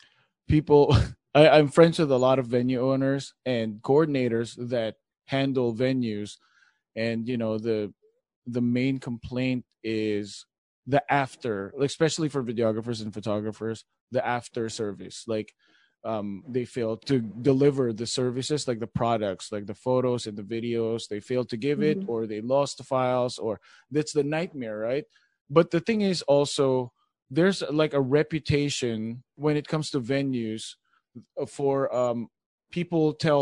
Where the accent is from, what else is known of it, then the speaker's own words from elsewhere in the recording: Philippines; English is a second language; now in United States; when I started out, I came from the Philippines and I knew how to speak English, but not like California English. So I had to like immerse myself into the culture.